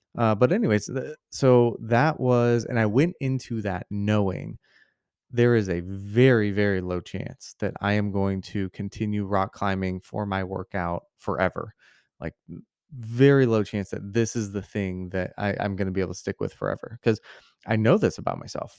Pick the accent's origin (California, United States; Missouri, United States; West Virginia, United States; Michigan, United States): Missouri, United States; I grew up in Missouri